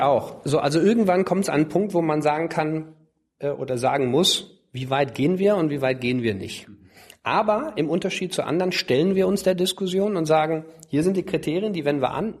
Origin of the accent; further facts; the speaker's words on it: Cologne, North Rhine-Westphalia, Germany; ich bin ja in Köln aufgewachsen